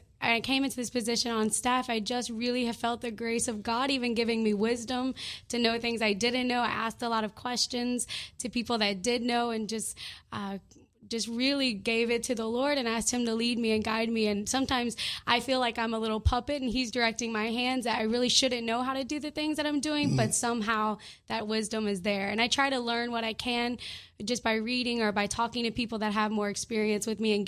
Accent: Louisiana, United States; Well, as I said, I'm from Louisiana. I'm a pastor's daughter and a pastor's granddaughter.

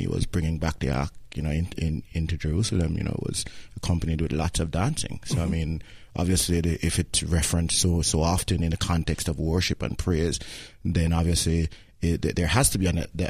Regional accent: Kingston, Jamaica; where I grew up in Kingston, which is actually the capital, I also grew up in a big church in Kingston

